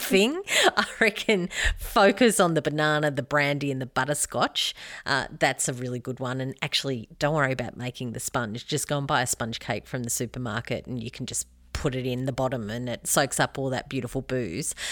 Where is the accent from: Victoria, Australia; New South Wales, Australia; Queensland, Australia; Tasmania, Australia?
New South Wales, Australia; Albury; I grew up near Albury